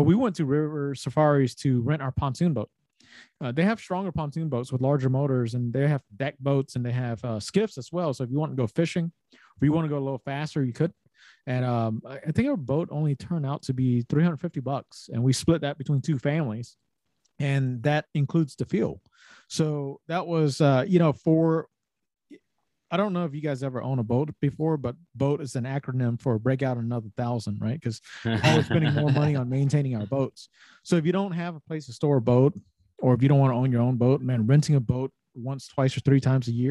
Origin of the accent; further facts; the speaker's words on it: Savannah, Georgia, United States; the three of us, we're from Savannah